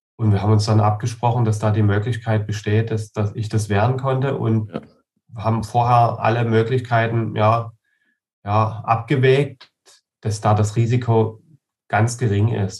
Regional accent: Saxony, Germany; bei uns in Sachsen

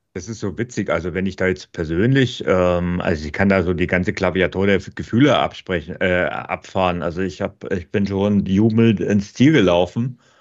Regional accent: Bavaria, Germany; bei uns in Bayern

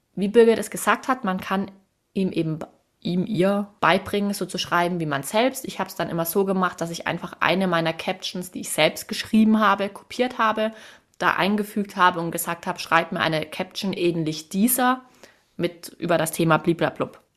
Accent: Swabia, Germany; Ich bin als Schwäbin

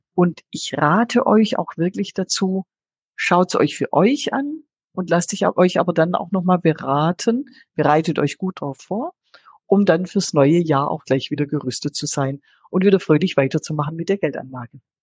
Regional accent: Swabia, Germany; bin ja Schwäbin

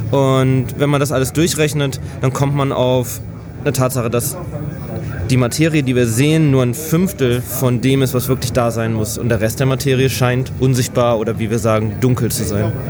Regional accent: Hanover, Lower Saxony, Germany; moved away as an adult; now in Gainesville, United States; Habe in meinem Heimatort in Hannover ein Institut gefunden

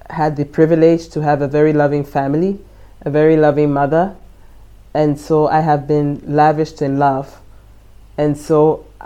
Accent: Ghana; now in Germany; Yeah, I come from Ghana, and I work as a software engineer.

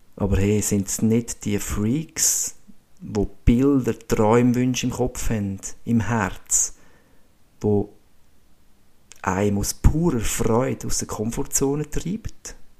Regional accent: Ibach, Schwyz, Switzerland; also born or lived in Stams, Austria; Aufgewachsen bin ich in Ibach, bei Schweiz, und habe da dürfen glückliche, spielende Kindheit erleben.

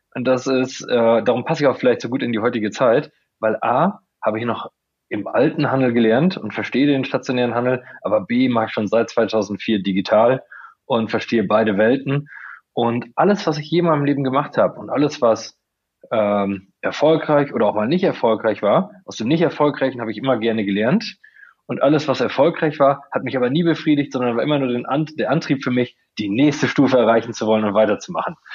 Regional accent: Coesfeld, North Rhine-Westphalia, Germany; ich komme aus Coesfeld

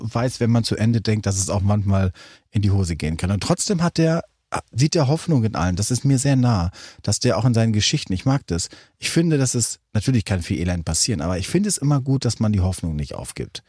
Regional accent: North Rhine-Westphalia, Germany; bei uns in Westfalen

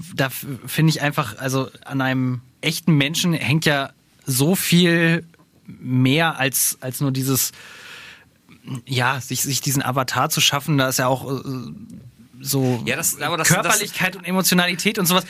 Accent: Harz, Germany; ich komme ja aus dem Harz

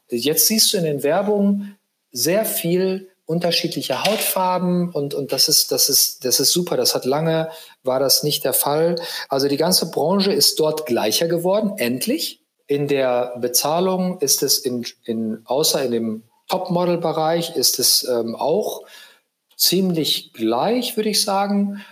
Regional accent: Aalen, Baden-Württemberg, Germany; in meinem kleinen Kaff, wo ich herkomme, nämlich Aalen hieß

